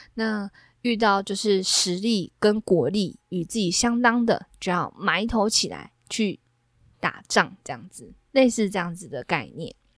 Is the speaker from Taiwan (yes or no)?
yes; southern Taiwan, Taiwan; now in Taipei, Taiwan; 像是我的老家，比如说我过年啊、过节啊都要回到南部